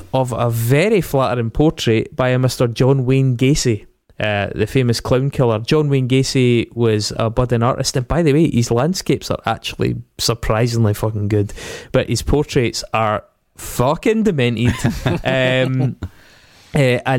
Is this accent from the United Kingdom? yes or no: yes; Scotland, United Kingdom; accent: Scottish